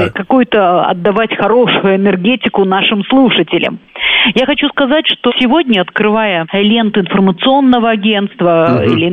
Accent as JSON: {"language": "Russian", "country": "Belarus", "said": "вот, оказывается, э, э, мы, белорусы, туда поставляем очень-очень много чего."}